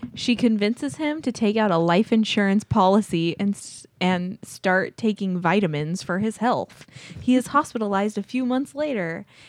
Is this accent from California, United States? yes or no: yes; Azusa, California, United States; I grew up in Azusa, California